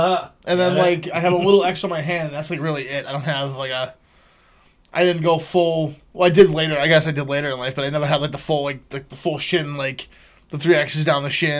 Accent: Boston, Massachusetts, United States

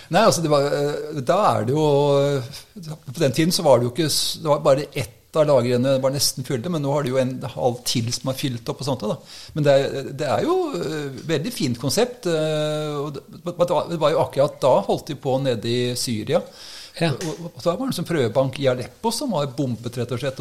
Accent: Oslo, Norway; moved away as an adult; now in Ski, Norway; Jeg kommer fra Oslo. Så eh, Oppvokst oppe i Korsvoll

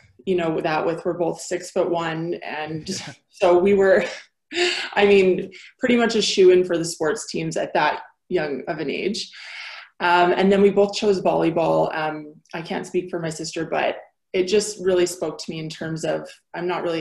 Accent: Picture Butte, Alberta, Canada; moved away as an adult; also born or lived in Antigonish, Nova Scotia / Vancouver; now in Calgary, Canada; born and raised small town girl.

